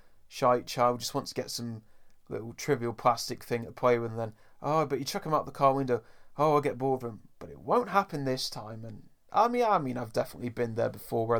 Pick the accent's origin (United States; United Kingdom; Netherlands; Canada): United Kingdom; we're British